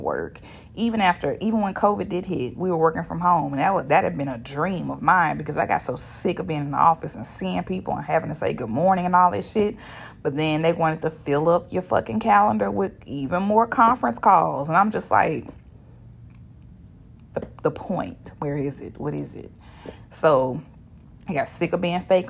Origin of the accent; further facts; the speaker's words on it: Shreveport, Louisiana, United States; I am from Shreveport, Louisiana, and I don't talk like that. I ain't never talked like